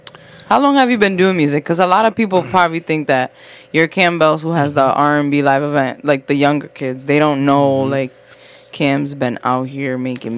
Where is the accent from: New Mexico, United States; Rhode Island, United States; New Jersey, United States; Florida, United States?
Rhode Island, United States; Providence; I thought you were gonna say, you know, it's just because like I'm from Prov and I'm lit.